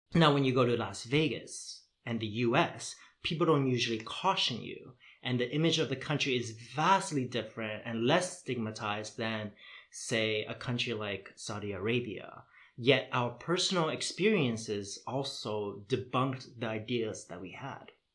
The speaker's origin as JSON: {"language": "English", "town": "Toronto", "region": "Ontario", "country": "Canada", "tie": "born or raised there", "also_born_or_lived": "Vietnam", "moved": "as an adult", "lives_now": "Netherlands", "said": "growing up in Toronto"}